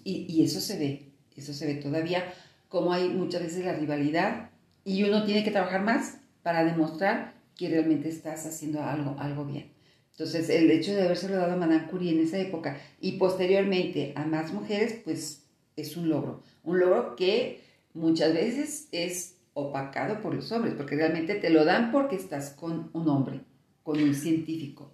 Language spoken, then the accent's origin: Spanish; Mexico; como mexicanas